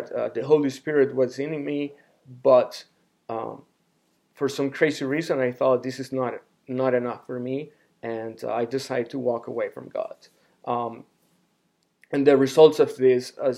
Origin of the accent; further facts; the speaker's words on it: Honduras; now in Phoenix, United States; I am from Honduras, a small country in Central America